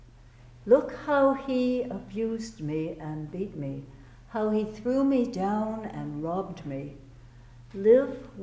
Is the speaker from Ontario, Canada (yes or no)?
no; Vancouver, British Columbia, Canada; also born or lived in Toronto; now in United States; I'm originally from Vancouver, but then I came across many, many years ago and started at the temple when I was in Toronto.